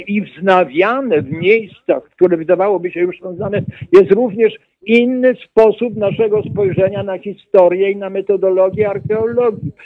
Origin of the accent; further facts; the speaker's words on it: Jasło, Subcarpathian Voivodeship, Poland; Ja się urodziłem pod sam koniec wojny, drugiej wojny światowej, na prowincji polskiej i pod koniec wojny Niemcy, wycofując się z Jasła, bo to było przedmieście Jasła na Podkarpaciu